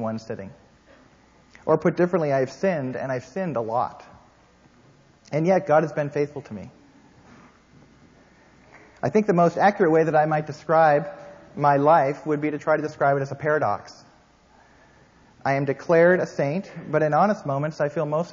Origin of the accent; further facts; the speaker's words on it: Canada; now in United States; I am Canadian.